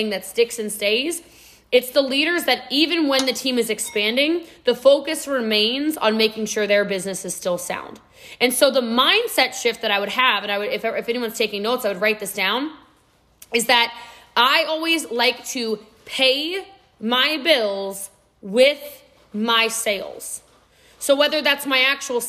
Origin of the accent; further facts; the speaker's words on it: Texas, United States; I'm a Texan too